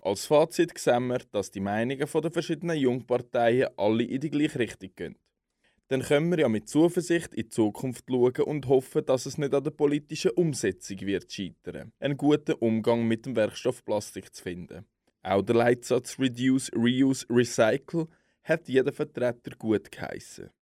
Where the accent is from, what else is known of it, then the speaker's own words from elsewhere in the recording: Switzerland; wir als Schweizer